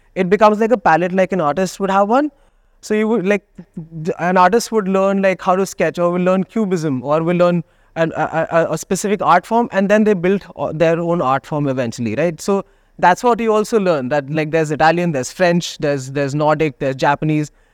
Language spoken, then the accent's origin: English; Delhi, India; now in Goa, India; I am from Delhi.